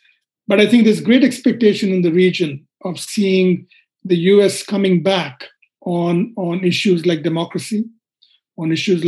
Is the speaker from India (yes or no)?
yes; India; as an Indian